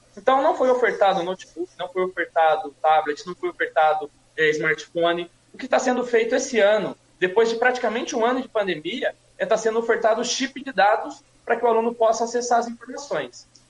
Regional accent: Suzano, São Paulo, Brazil; nasci e cresci em Suzano

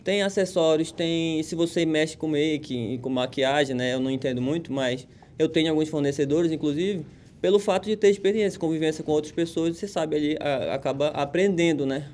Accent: Pará, Brazil; moved away; nós que somos paraenses

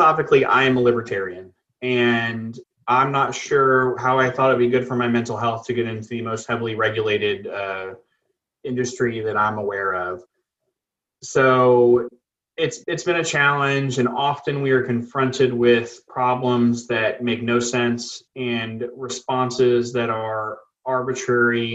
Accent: Rockport, Texas, United States; now in Beeville, United States; I grew up in Rockport, Texas.

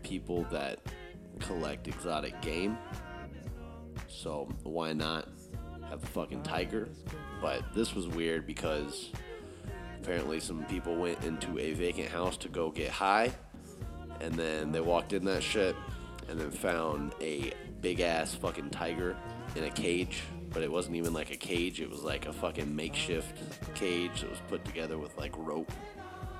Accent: Texas, United States; moved away; out of Houston, my home state. I don't live in Houston, but it is out of Texas.

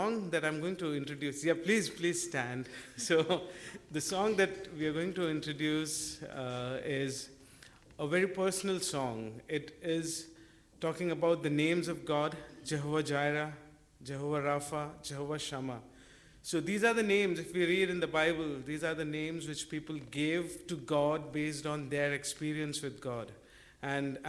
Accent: India; moved away as an adult; now in Scotland, United Kingdom; We're coming from India, and we've been here since November

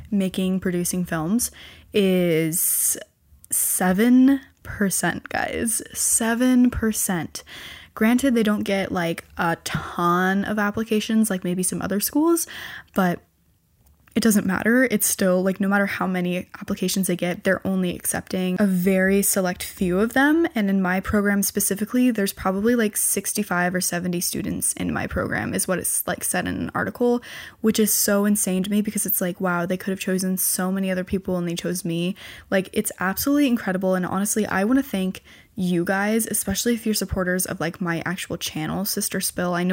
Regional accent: California, United States; born there; because I was born in California.

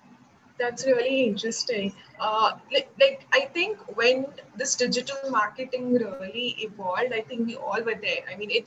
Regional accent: India; I'm from India

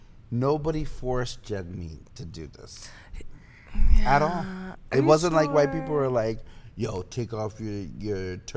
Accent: Canada; Me being Canadian.

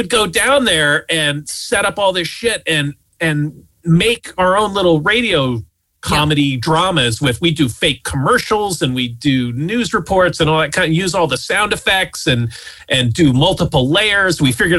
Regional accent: United States; growing up outside of Washington, D.C.

